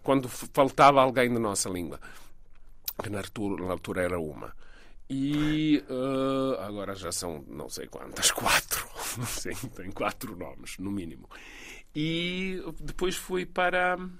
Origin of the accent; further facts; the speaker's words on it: Belgrade, Serbia; Portuguese is a second language; moved away as an adult; also born or lived in London; Eu sou de Belgrado